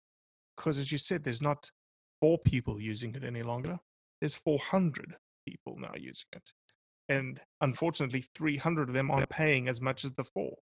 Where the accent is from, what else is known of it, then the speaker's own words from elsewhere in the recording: United States; making me as an American landowner of these public lands pay for access to these public lands.